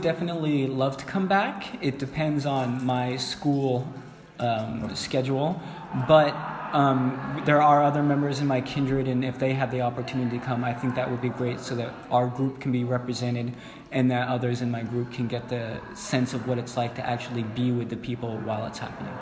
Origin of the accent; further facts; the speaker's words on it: California, United States; I'm from California.